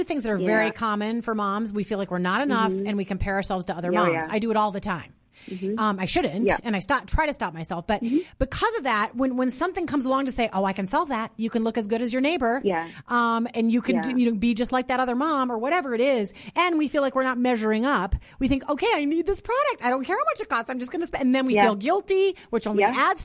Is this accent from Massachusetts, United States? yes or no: no; St. Peter, Minnesota, United States; So I grew up in Minnesota.